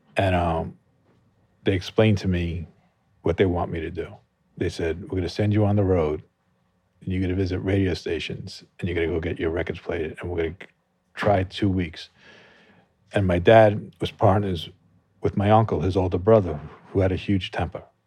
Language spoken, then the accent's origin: English; Merrick, New York, United States; I grew up in Long Island